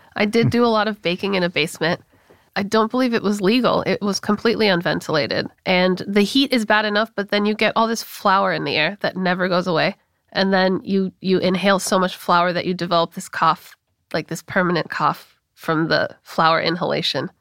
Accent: Los Angeles, California, United States; moved away; Born and raised in L

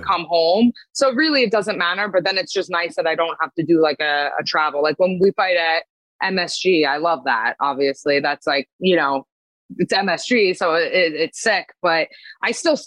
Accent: Pennsylvania, United States; also born or lived in New Jersey; now in Long Island, United States; I grew up in Pennsylvania, and then I lived in Jersey for 10 years

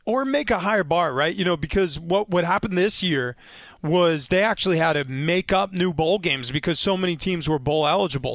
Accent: New York, United States; I grew up in New York

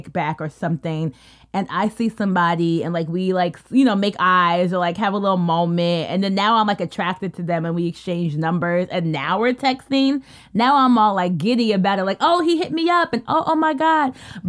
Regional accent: United States; we're like the small fraction of us who were actually American born. And I think for me, growing up as a Kenyan American

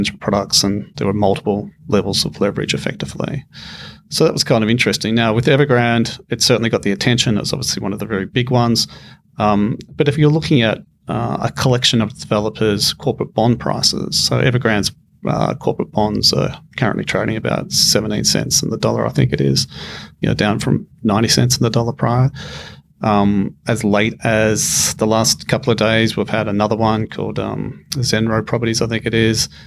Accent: Australia; as an Australian

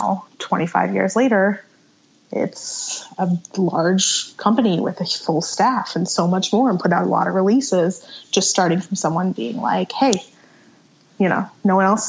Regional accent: New Jersey, United States; And then from there, I started booking shows in Philly because I grew up in South Jersey.

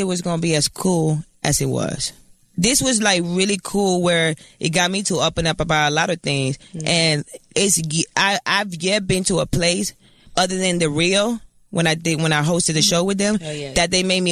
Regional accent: Fort Lauderdale, Florida, United States; I'm from Lauderdale. 954, Lauderdale.

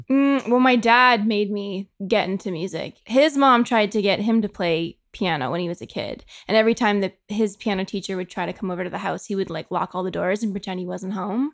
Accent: Markham, Ontario, Canada; moved away; I'm from Toronto, but I'm actually from a town called Markham

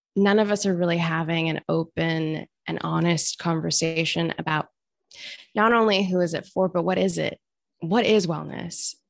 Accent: Australia; I grew up in Australia

